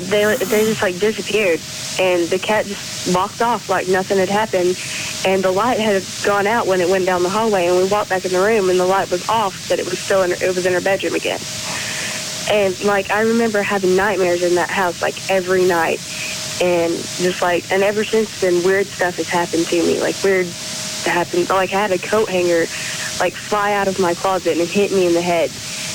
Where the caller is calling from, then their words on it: Chattanooga, Tennessee, United States; I'm calling from Chattanooga, Tennessee.